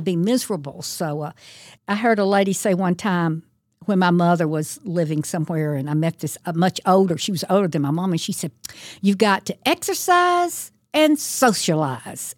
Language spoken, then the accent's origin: English; Thomaston, Georgia, United States; Thomaston is my hometown